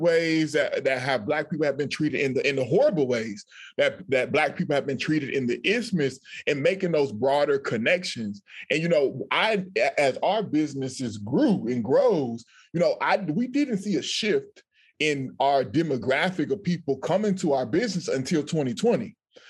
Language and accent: English; United States; born or raised there; moved away as an adult; now in Panama